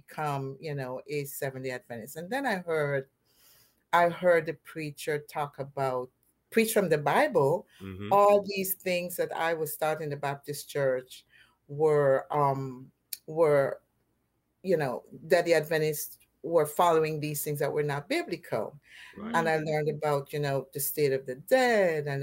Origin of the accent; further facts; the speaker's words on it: Guyana; now in Plantation, United States; I was born and raised in Guyana in South America.